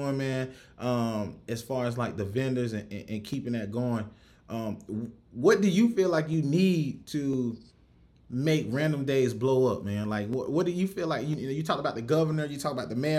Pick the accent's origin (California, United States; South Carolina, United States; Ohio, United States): South Carolina, United States; Rock Hill; now in Houston, United States; I'm from Rock Hill, South Carolina, so Columbia ain't nothing but up the road